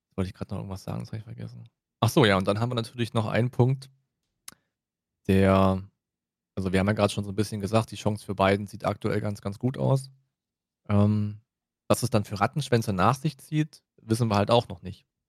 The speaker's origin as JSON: {"language": "German", "country": "Germany", "said": "für uns als Deutsche"}